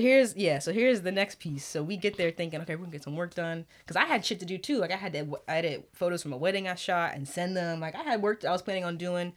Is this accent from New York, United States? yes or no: yes; New York, United States; I'm from New York